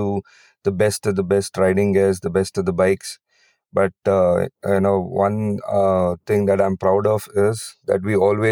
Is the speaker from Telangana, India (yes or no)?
no; Chikmagalur, Karnataka, India; I am from Chikmagalur